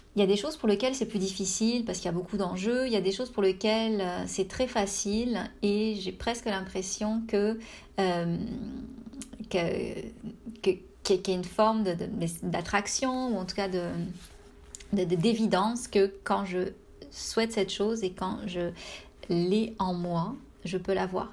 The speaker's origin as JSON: {"language": "French", "country": "France", "moved": "as an adult", "lives_now": "Canada"}